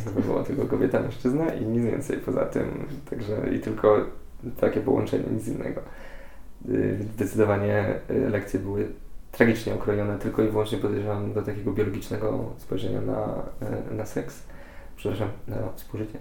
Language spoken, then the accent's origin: Polish; Poland; jestem z małego miasteczka